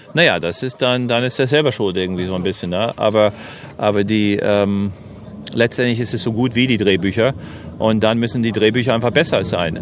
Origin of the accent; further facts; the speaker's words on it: New Jersey, United States; German is a second language; now in Germany; ich komme aus New Jersey